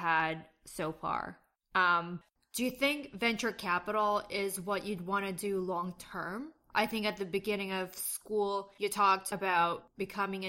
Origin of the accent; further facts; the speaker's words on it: Canada; I'm Canadian